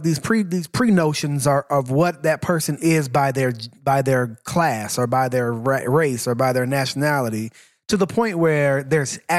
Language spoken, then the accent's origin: English; Laos; I'm shit. from Laos.